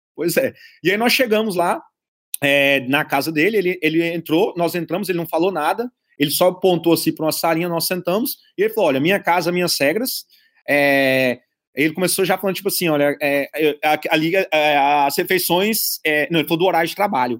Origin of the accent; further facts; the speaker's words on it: Brazil; moved away as an adult; sou do Brasil